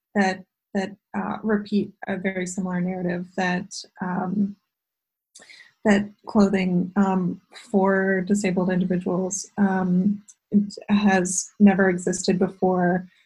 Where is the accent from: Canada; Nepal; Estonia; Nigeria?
Canada; Ottawa, Ontario; also born or lived in London, England / Toronto / Milwaukee, Wisconsin; I grew up uh, half in Ottawa and half in London, England